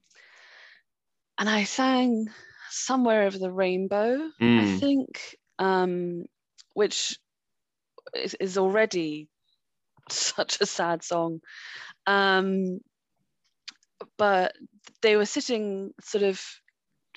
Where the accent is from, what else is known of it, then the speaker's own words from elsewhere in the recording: France; moved away; I grew up in France and they might have picked up on, I used to have a bit of an accent.